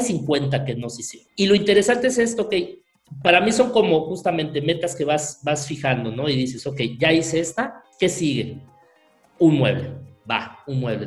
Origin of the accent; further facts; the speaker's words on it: Mérida, Yucatán, Mexico; soy de Mérida